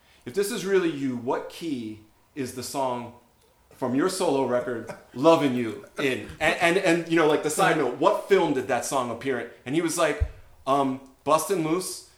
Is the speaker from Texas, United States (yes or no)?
no; Philadelphia, Pennsylvania, United States; I'm a ham from Philly